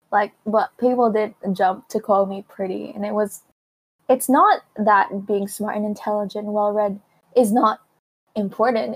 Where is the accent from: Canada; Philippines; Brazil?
Philippines; now in Hong Kong; growing up in Asia and growing up in the Philippines